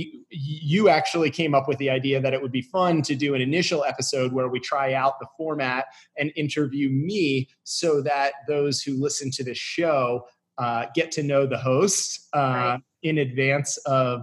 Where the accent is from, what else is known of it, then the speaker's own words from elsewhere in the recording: Severna Park, Maryland, United States; also born or lived in Westminster, Maryland; I grew up in Severna Park, Maryland, sort of a suburb of Annapolis, Maryland, until I was 12 years old